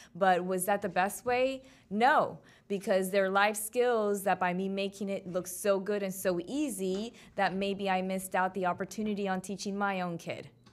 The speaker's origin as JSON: {"language": "English", "town": "Miami", "region": "Florida", "country": "United States", "tie": "born or raised there", "said": "my hometown, three oh five."}